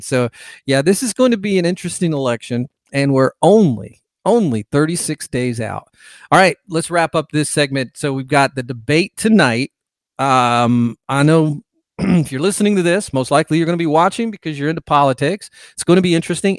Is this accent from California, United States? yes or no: yes; California, United States; moved away as an adult; also born or lived in Bay Area, California; now in Georgia, United States; I'm from California originally, was born there, lived there for a large part of my life